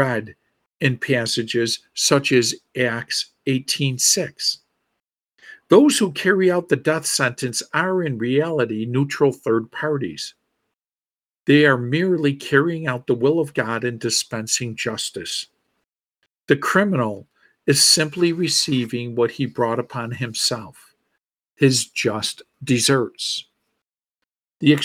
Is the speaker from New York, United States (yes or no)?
yes; Buffalo, New York, United States; my hometown of Buffalo, New York